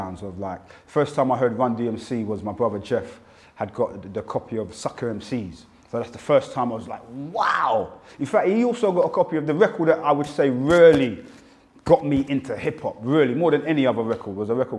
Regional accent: London, United Kingdom; accent: UK accent; also born or lived in Battersea, London; I grew up in Wandsworth, and originally was in Armory Way.

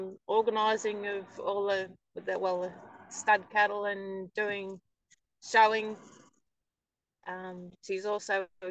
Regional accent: England, United Kingdom; now in Australia; No. I'm originally from England and then came out here, and then my father, he moved to Mount Tyson

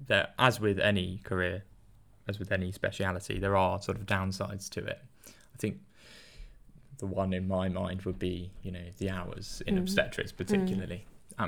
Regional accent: Southampton, South East England, United Kingdom; I'm from Southampton

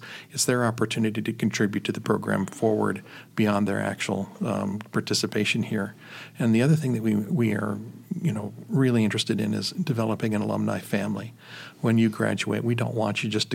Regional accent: Chicago, Illinois, United States; moved away; I was born and raised in Chicago

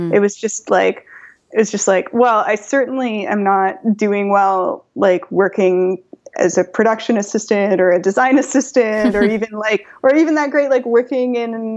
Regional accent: Toronto, Ontario, Canada; also born or lived in London / New York / Paris; my hometown, Toronto

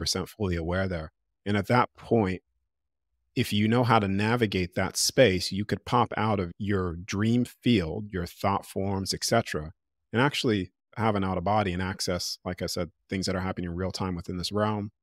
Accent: United States; accent: American; now in Australia; I'm in Australia 'cause I still have my American accent.

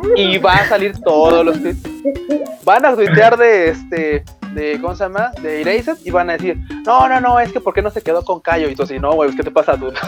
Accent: Mexico; sí vengo de México, de donde estafan y hay mafia y todo

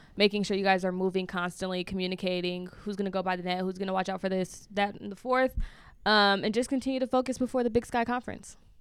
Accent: Bay Area, California, United States; I'm from the Bay Area

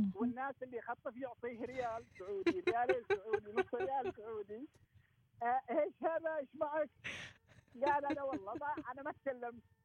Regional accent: Jaalan Bani Bu Hassan, Ash Sharqiyah South, Oman; خرجت من هنا من بلدتي من فلق المشايخ

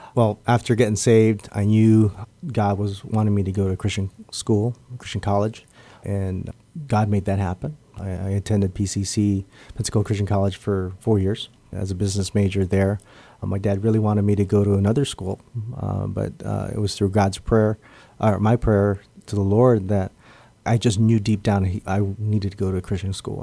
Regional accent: Guam; I was born and raised here on Guam

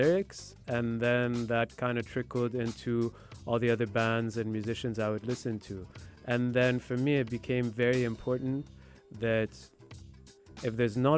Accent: Dubai, United Arab Emirates; also born or lived in Lebanon (ancestry) / Italy; born and raised in Dubai.

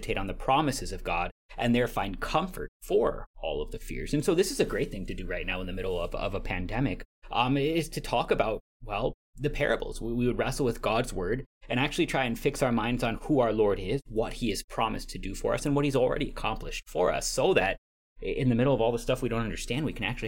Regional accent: San Antonio, Texas, United States; from San Antonio, Texas.

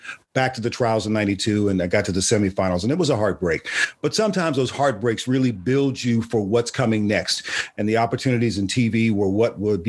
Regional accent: Cincinnati, Ohio, United States; moved away; my hometown, Cincinnati.

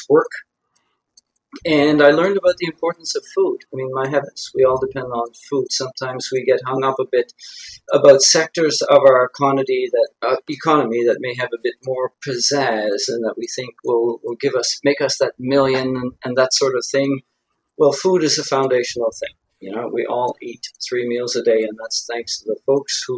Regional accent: Belledune, New Brunswick, Canada; moved away as an adult; also born or lived in Fredericton area; now in Fredericton, Canada; I grew up on the North Shore in the village of Beldoon.

